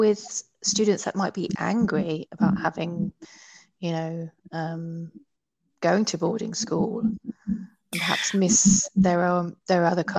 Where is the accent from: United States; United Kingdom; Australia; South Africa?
United Kingdom; England; us as English people